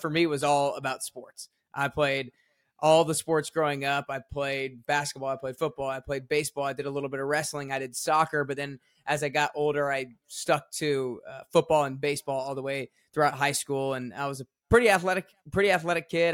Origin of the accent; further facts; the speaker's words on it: Atlanta, Georgia, United States; now in Nashville, United States; I grew up in Atlanta, Georgia, and I had an awesome childhood